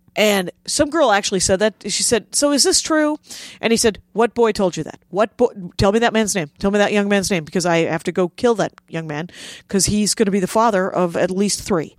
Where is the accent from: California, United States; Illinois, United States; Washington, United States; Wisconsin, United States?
Wisconsin, United States; South Milwaukee; I grew up in South Milwaukee